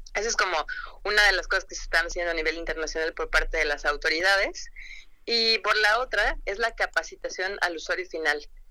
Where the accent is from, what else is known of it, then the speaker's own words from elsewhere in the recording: Mexico; como buenos mexicanos no leemos las instrucciones de nada y yo me incluyo